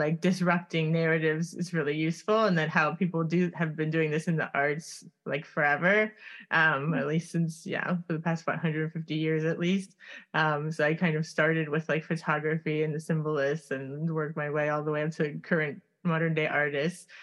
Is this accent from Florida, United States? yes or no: yes; Miami, Florida, United States; moved away as an adult; I grew up in Coconut Grove